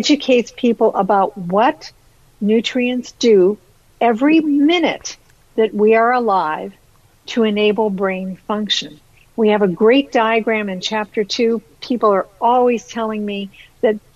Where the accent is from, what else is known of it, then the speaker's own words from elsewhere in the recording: Ohio, United States; now in Canada; I've actually been in Canada more than half my life, but I was born and raised in Ohio